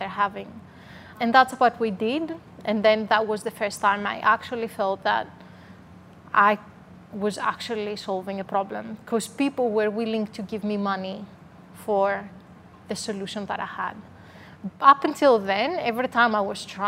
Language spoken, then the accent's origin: English; Greece; English is a second language; moved away as an adult; now in Melbourne, Australia; I'm originally from Greece, so you can hear a strong accent.